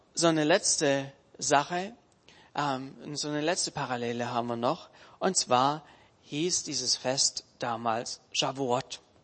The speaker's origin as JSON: {"language": "German", "country": "Germany", "said": "wir uns als Deutsche"}